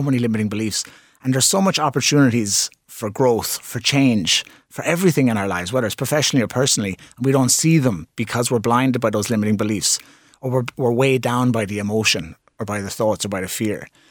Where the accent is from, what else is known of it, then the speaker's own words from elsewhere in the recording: Limerick, Munster, Ireland; It's my hometown.